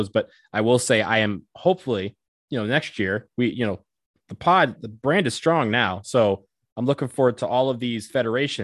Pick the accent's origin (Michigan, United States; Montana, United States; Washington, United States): Michigan, United States; Detroit; I'm from Detroit. It's basically home for us too